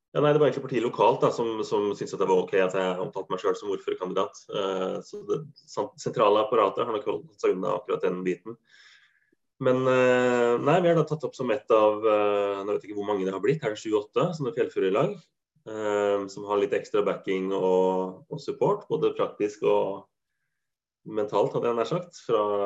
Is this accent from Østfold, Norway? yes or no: yes; Halden, Østfold, Norway; now in Bodø, Norway; Jeg er jo ikke fra Viken, jeg er jo fra Østfold